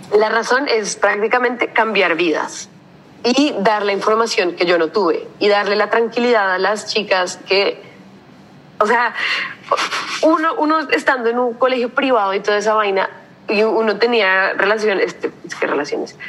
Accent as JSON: {"language": "Spanish", "country": "Colombia", "moved": "as an adult", "lives_now": "Rotterdam, Netherlands", "said": "porque venimos de Colombia"}